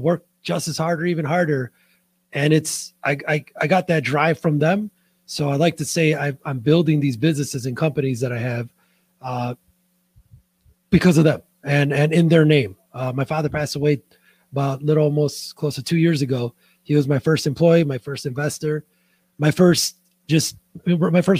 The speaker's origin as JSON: {"language": "English", "town": "Chicago", "region": "Illinois", "country": "United States", "tie": "born or raised there", "said": "I'm from Chicago, born and raised. I'm a Midwest guy"}